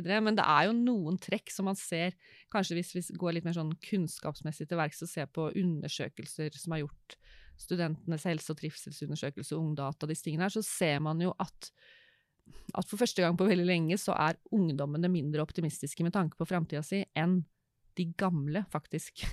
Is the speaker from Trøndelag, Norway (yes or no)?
no; Råde, Østfold, Norway; Jeg er en jente fra Østfold, vokste opp i Råde